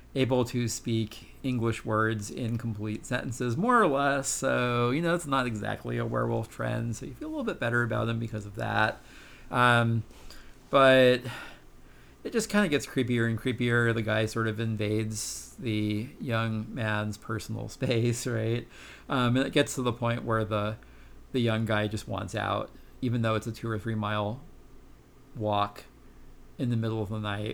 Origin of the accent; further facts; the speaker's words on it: New Jersey, United States; in New Jersey when I was growing up